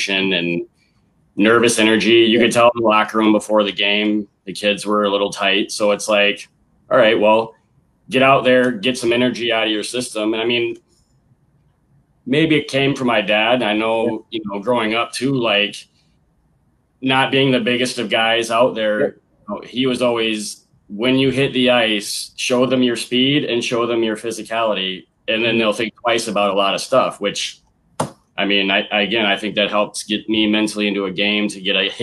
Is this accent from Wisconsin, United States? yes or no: yes; Beloit, Wisconsin, United States; also born or lived in Dane County, Wisconsin; I'm from Beloit